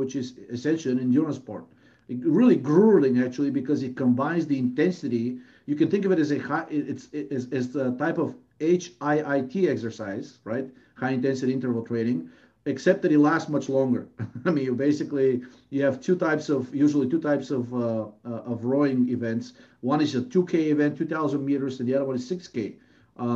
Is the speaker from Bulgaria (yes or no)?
yes; Bulgaria; moved away as an adult; now in United States; I'm originally from Bulgaria